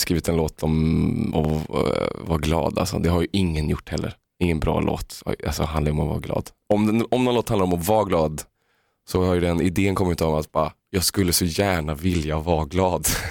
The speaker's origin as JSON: {"language": "Swedish", "town": "Uddevalla", "region": "Västra Götaland", "country": "Sweden", "tie": "born or raised there", "said": "jag är en arbetarklassunge från Uddevalla"}